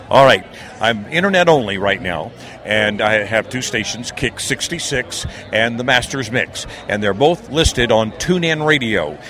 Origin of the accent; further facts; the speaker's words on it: near Philadelphia, Pennsylvania, United States; now in Alaska, United States; I grew up in the Northeast near Philadelphia